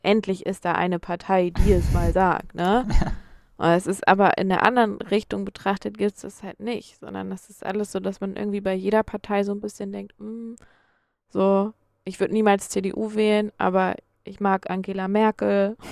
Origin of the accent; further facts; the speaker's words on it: Schleswig-Holstein, Germany; also born or lived in Hamburg / Erfurt; Ich komme ja so richtig aus Schleswig-Holstein, noch ein Stück weiter oben